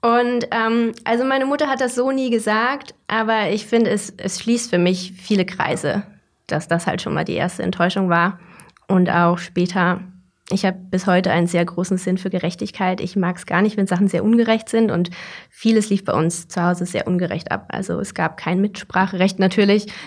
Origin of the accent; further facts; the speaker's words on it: Saudi Arabia; also born or lived in Germany; wir sind zum Großteil im Ausland aufgewachsen mhm. und wir sind damals nach der Ende, am Ende der zweiten Klasse sind wir dann nach Saudi-Arabien gezogen von Deutschland.